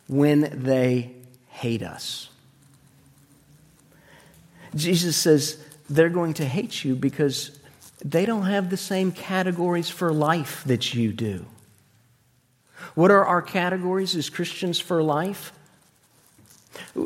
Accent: Florida, United States; moved away; When I was a little boy, we grew up in Florida

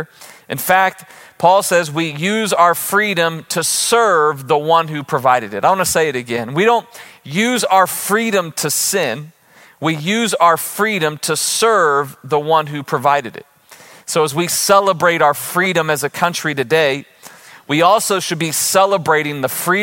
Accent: United States; born into the freedoms that we enjoy as American citizens

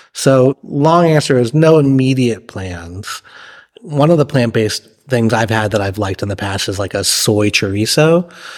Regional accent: Massachusetts, United States; moved away as an adult; also born or lived in New York / Charlottesville, Virginia; now in San Marcos, United States; I was, uh, born and raised in Massachusetts

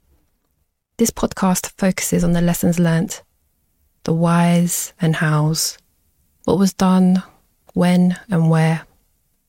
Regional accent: London, United Kingdom; also born or lived in Kinshasa; a young black female born and raised in London

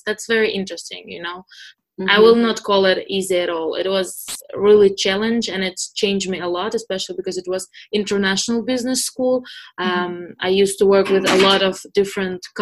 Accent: Moscow, Russia; moved away as an adult; also born or lived in San Francisco; now in United States; I'm originally from Moscow

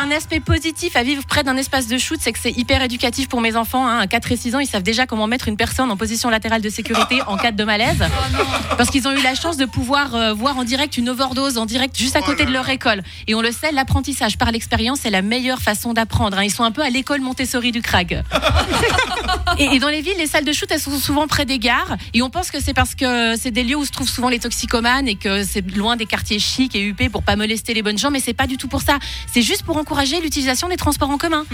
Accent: Geneva, Switzerland; je suis genevoise

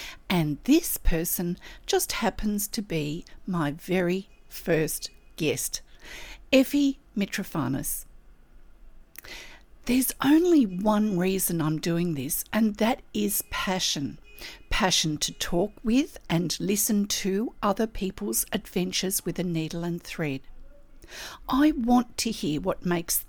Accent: Australia; I'm an Australian textile artist

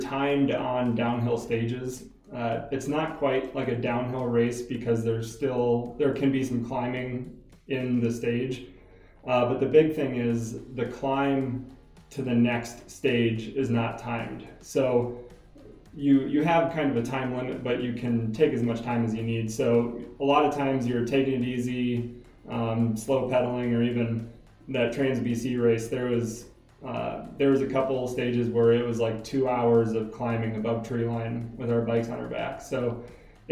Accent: Iowa, United States; moved away as an adult; also born or lived in Boulder, Colorado; now in Colorado, United States; I'm from Iowa.

